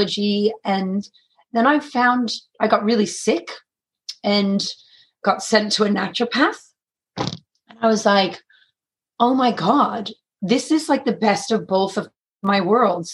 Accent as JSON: {"language": "English", "town": "San Francisco", "region": "California", "country": "United States", "tie": "born or raised there", "accent": "American", "moved": "yes", "lives_now": "Australia", "said": "I'm born and raised in San Francisco"}